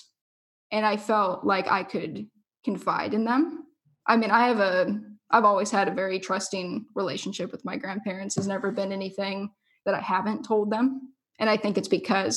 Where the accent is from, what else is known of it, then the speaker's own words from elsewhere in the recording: Orange County, California, United States; moved away as an adult; now in Oregon, United States; I grew up in Orange County